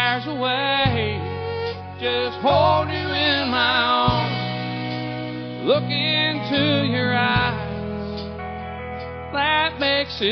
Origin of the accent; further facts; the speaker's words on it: New Mexico, United States; moved away as an adult; also born or lived in Tennessee; now in Nashville, United States; I'm from Tennessee, but I lived in New Mexico for most of my life. And I moved back to Nashville